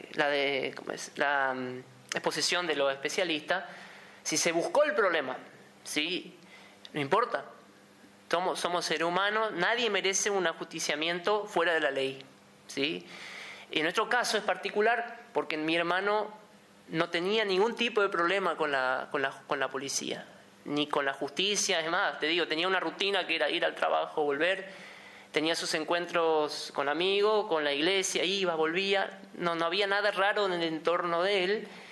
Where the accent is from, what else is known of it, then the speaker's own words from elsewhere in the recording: an immigrant colony in Misiones, Argentina; somos de una colonia de inmigrantes, fíjate que justamente somos descendientes de ucranianos